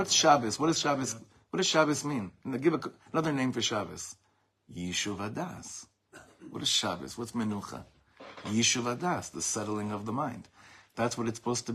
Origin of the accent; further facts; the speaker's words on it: Beverly Hills, California, United States; I grew up in Beverly Hills